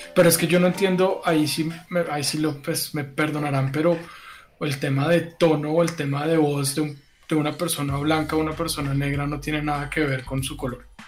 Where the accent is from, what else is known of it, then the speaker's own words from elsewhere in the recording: Bogotá, Bogotá Capital District, Colombia; todos somos rolos aquí.